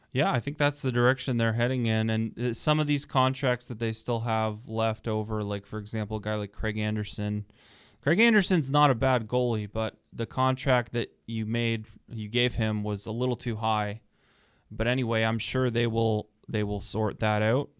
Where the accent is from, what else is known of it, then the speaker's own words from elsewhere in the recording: Toronto, Ontario, Canada; I'm from Toronto originally